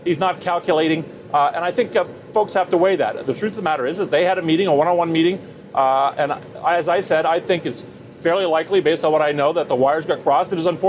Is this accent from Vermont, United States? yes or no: yes; Vermont, United States; I'm from Vermont.